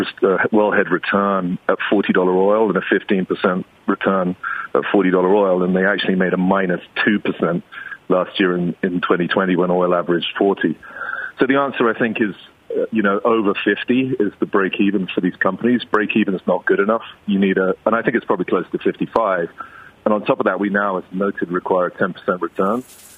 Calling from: Mexico; I'm phoning you from Mexico here, Tim.

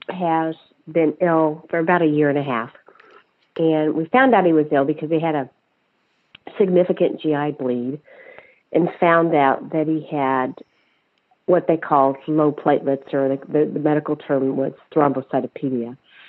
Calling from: Connecticut, United States; I'm from Connecticut.

